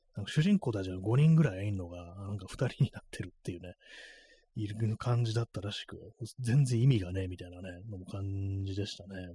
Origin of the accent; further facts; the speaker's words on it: Tokyo, Japan; 東京にね、生まれ育った人間としてはね